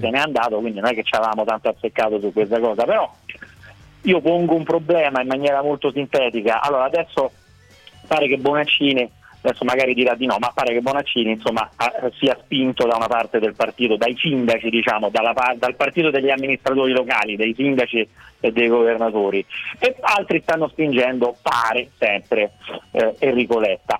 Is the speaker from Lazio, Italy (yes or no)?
yes; Rome, Lazio, Italy; la musica etnica delle mie parti